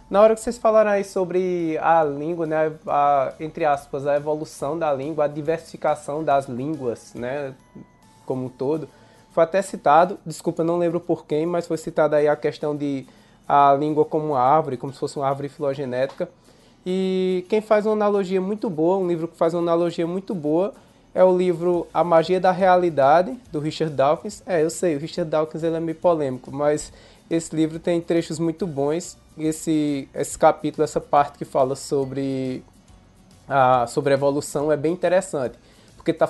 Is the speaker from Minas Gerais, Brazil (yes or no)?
no; interior of Pernambuco, Brazil; accent: Pernambuco; Eu tô falando aqui do interior de Pernambuco.